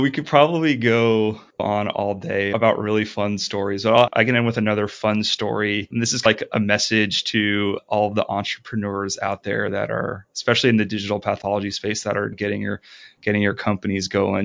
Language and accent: English; Ohio, United States; moved away as an adult; also born or lived in New Orleans; we're from Ohio